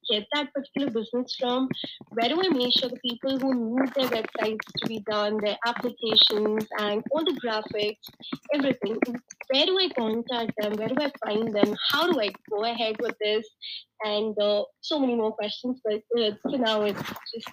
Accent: India; I am from India, and I have been working

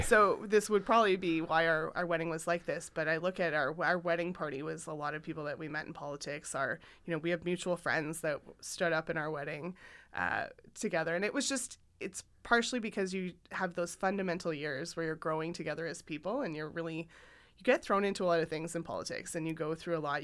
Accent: Saskatchewan, Canada; moved away; I grew up in Saskatchewan

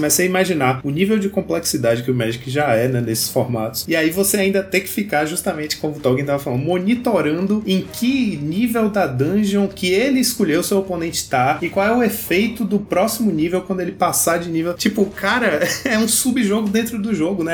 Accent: Vitória da Conquista, Bahia, Brazil; aqui em Vitória da Conquista, onde eu cresci

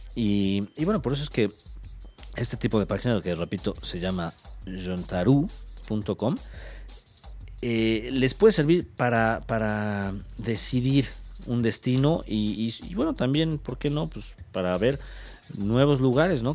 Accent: Mexico; como mexicanos

